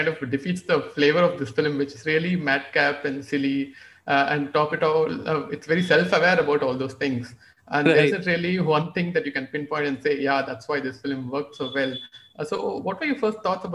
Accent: Tamil Nadu, India; So Ananta and I, we are both from Tamil Nadu.

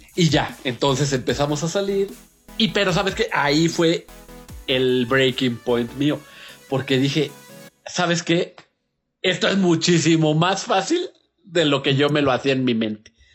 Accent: Naucalpan, State of Mexico, Mexico; No nos consideramos Estado de México. Somos como el Monterrey a la República, nosotros somos al Estado de México

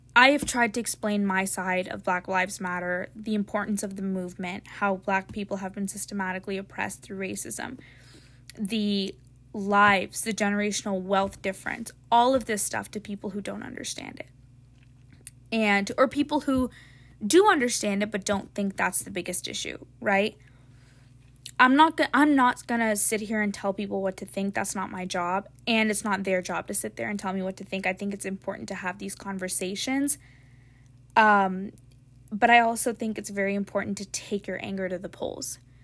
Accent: United States; I was born in a country where I have the ability to have free speech

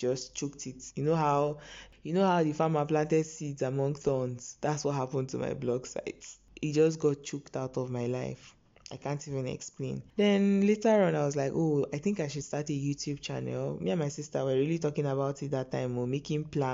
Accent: Okija, Anambra, Nigeria; I'm from Anambra State, Okija to be precise, Okija Kwenu.

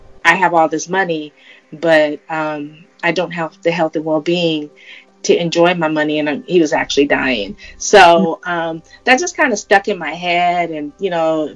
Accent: California, United States; my home state of California

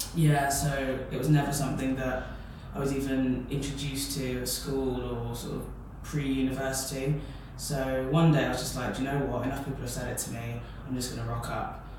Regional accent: Peterborough, East of England, United Kingdom; moved away as an adult; now in Bristol, United Kingdom; my hometown is Peterborough, so I had to move from Peterborough to Bristol for uni

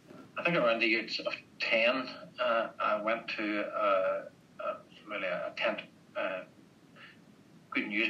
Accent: Northern Ireland, United Kingdom; moved away as an adult; now in Australia; I was born and bred in Northern Ireland.

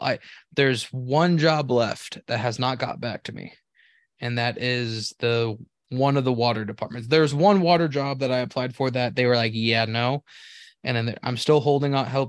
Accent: California, United States; moved away; I'm from California too. I used to work for P G and E.

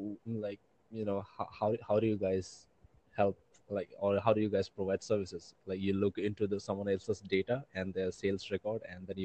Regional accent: India

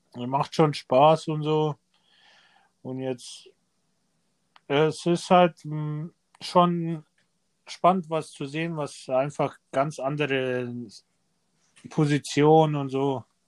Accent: Erding, Bavaria, Germany; also born or lived in Serbia; now in Ebersberg, Germany; ich bin in Erding geboren, mhm. bin aber dann zu meiner Oma runter nach Serbien

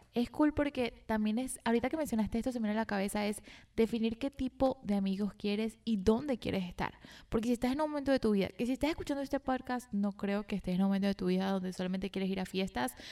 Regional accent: Venezuela; moved away; yo soy de Venezuela, donde había demasiada toxicidad

